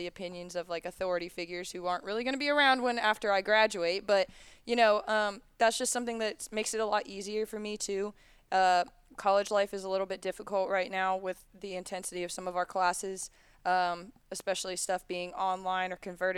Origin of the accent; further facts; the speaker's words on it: Charlotte, North Carolina, United States; also born or lived in Miami, Florida; We moved to Charlotte when I was 7